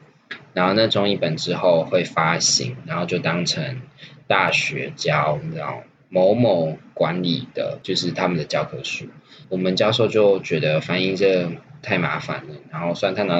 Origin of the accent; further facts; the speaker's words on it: Taiwan; 我们台湾人哦，没有在遵守学术伦理的啦，好不好？